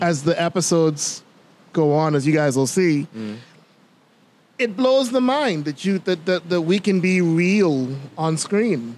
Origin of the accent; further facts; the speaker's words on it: Bimini, Bahamas; now in Nassau, Bahamas; Growing up in Bimini